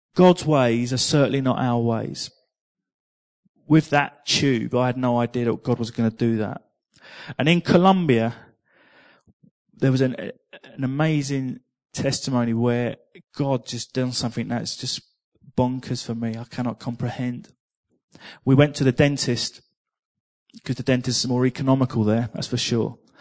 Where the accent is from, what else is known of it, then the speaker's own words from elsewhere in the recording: England, United Kingdom; I'm from England